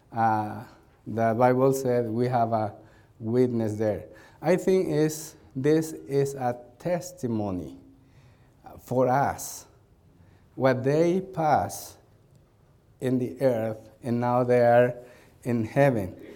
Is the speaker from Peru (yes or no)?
yes; Peru; English is a second language; we came from Peru to Chicago, Illinois